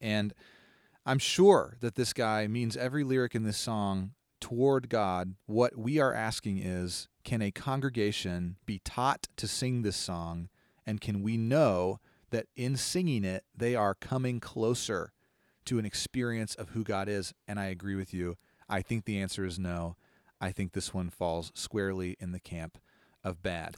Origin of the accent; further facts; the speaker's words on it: Longview, United States; the name of the city I grew up